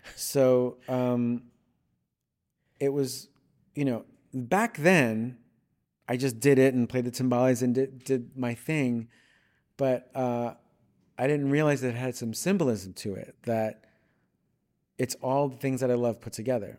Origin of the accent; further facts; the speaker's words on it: Long Island, New York, United States; moved away as an adult; now in Los Angeles, United States; I grew up on Long Island, New York